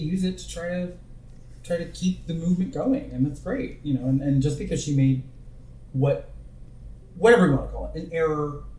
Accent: Bay Area, California, United States; When I was growing up in the Bay Area in California

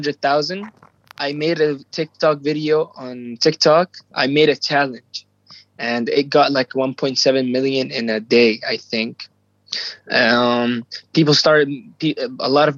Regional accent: Jordan; I'm 17 years old and I'm from Jordan in the Middle East

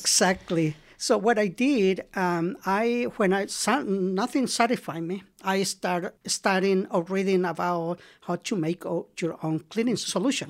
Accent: El Salvador; English is a second language; moved away as an adult; now in Marin, United States; I am from El Salvador

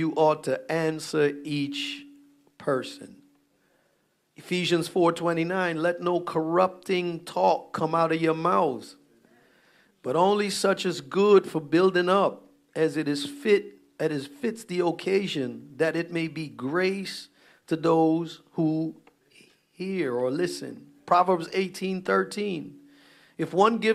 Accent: Guyana; we Guyanese, so we grew up around Caribbean church

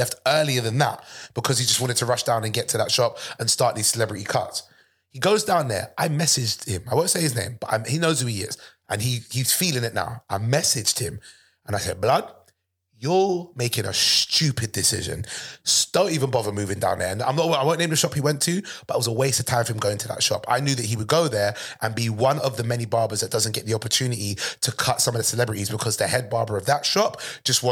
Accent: London, United Kingdom; I'm from London

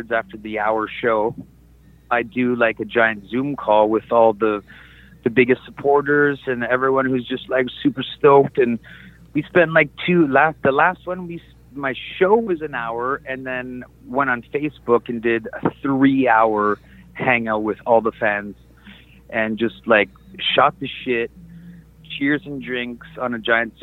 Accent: Canada; I'm originally from Canada

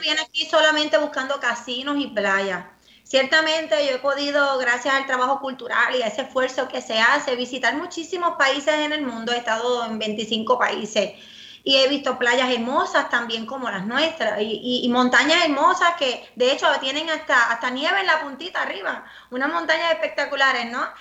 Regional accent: Rincón, Puerto Rico; en mi pueblo, en Rincón.

